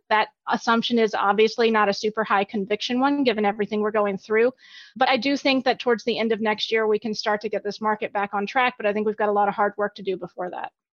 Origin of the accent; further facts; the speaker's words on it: Alabama, United States; moved away as an adult; also born or lived in Virginia; I grew up in Alabama